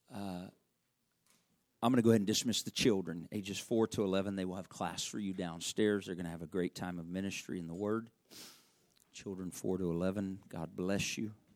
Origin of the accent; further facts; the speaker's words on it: Arkansas, United States; I'm from Arkansas